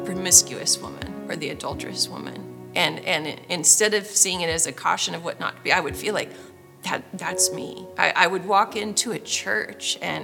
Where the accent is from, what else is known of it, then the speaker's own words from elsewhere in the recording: Northern California, United States; now in Franklin, United States; I'm from Franklin, Tennessee, originally from Northern California